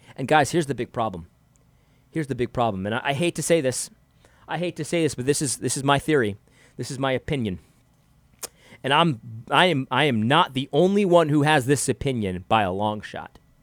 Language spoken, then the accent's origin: English; United States; I'm a American